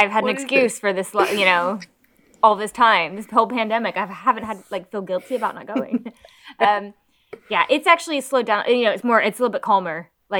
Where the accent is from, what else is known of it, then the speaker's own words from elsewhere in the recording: United States; now in United Kingdom; I'm American.